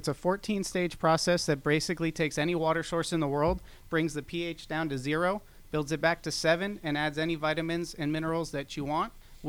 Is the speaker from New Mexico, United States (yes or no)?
no; South Florida, United States; moved away as an adult; now in Atlanta, United States; I'm actually from South Florida